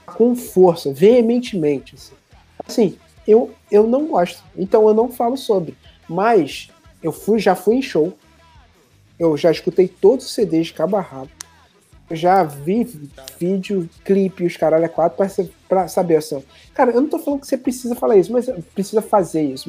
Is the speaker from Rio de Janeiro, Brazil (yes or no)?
yes; Nova Iguaçu, Rio de Janeiro, Brazil; eu nasci, como eu cresci em Nova Iguaçu, que é a cidade que eu, é uma cidade meio que do interior aqui do Rio